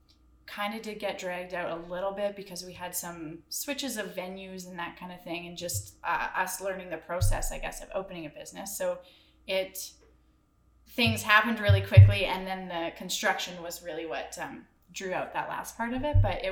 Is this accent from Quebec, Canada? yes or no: no; Cochrane, Alberta, Canada; I am also born and raised in Cochrane